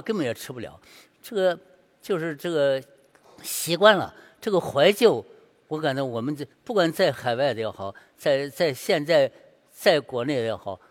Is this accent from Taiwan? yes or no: no; Shandong, China; 因为是我山东人，山东就必须得写字儿要写好，所以我五岁就写了字儿了，六岁画画